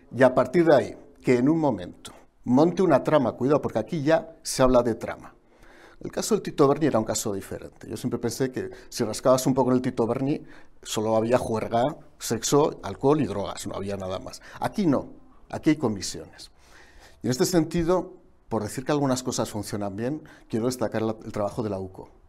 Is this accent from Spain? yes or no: yes; Aragon, Spain; como Aragonés que soy